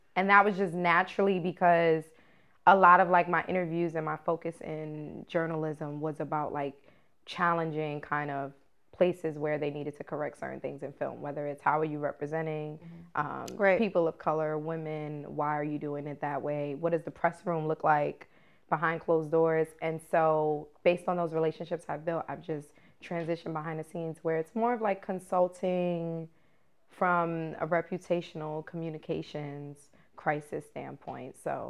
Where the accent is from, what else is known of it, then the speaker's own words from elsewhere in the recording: Bronx, New York, United States; now in Los Angeles, United States; I'm from the Bronx.